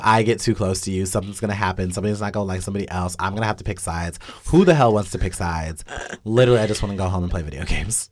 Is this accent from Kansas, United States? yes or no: yes; Wichita, Kansas, United States; also born or lived in Lawrence, Kansas; I'm from Wichita.